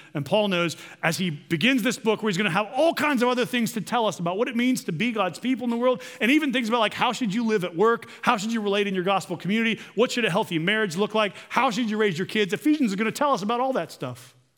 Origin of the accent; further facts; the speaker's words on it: United States; As modern American people